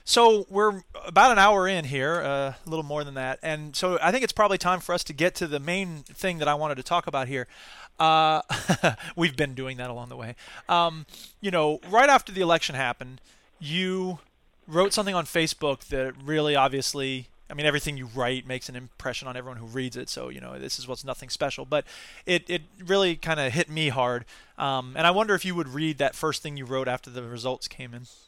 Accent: Gainesville, Florida, United States; moved away as an adult; now in Wisconsin, United States; I'm from Gainesville originally.

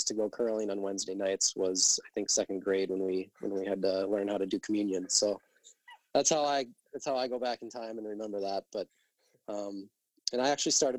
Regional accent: Mapleton, Minnesota, United States; we're from Mapleton, Minnesota, which is a town of, it used to be 1,678

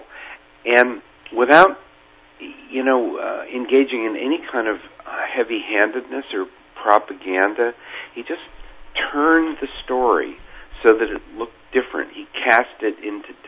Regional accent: Menlo Park, California, United States; who was pretly much from my hometown in Menlo Park

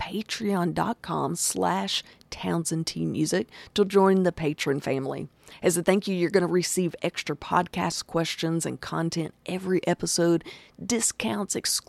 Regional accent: Arkansas, United States; accent: Southern twang; That is where I'm from. We are from the South. That's where that twang comes from

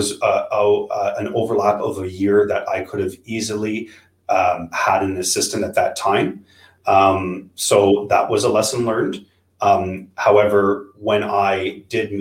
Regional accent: Ottawa, Ontario, Canada; born and raised in Ottawa

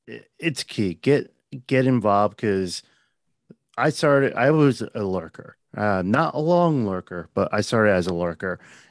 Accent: New Jersey, United States; As I keep saying, I'm a nobody from Jersey.

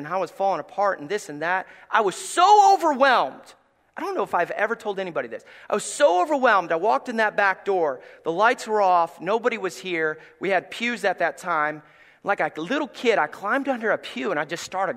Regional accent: Gray, Tennessee, United States; moved away; I come from Gray, Tennessee

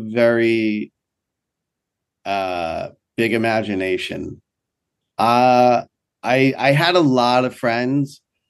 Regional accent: New York, United States; also born or lived in Miami, Florida; I'm from New York

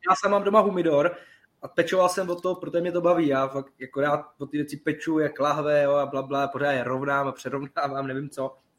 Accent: village next to Tursko, Central Bohemian Region, Czechia; já jsem kousek od Turska vlastně pocházím z Lipšic, jako to je vesnice vedle

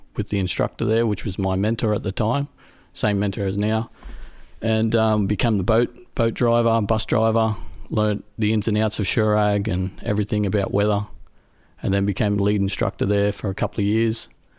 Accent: Australia; moved away as an adult; now in Europe; I grew up in Australia. and moved to Europe for work in around about 2001, 2003 as a bus driver, of all things, for backpackers.

